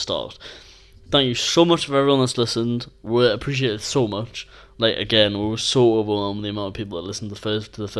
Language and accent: English; Newcastle upon Tyne, North East England, United Kingdom; moved away; also born or lived in Scotland; I'm from Newcastle